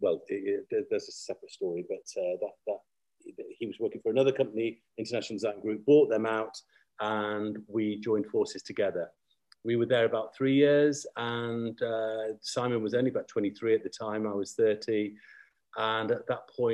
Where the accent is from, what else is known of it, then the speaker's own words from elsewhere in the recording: Manchester, North West England, United Kingdom; moved away as an adult; also born or lived in Canada; I'm basically from Manchester and trained in Manchester